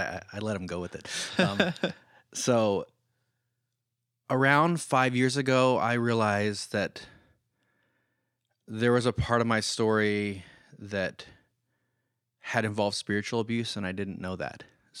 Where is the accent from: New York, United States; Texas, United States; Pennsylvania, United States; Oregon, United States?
Oregon, United States; So growing up in this Christian environment, I grew up in Oregon, so I'm not talking about anybody in Kansas City.